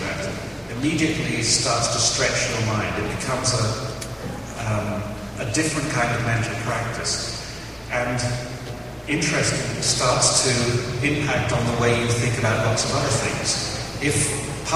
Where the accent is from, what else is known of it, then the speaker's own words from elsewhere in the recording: England, United Kingdom; being English